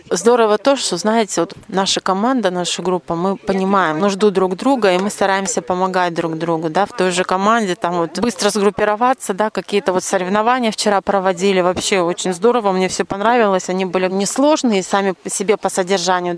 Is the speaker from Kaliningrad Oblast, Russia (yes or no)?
yes; Chernyakhovsk, Kaliningrad Oblast, Russia; я из Черняховска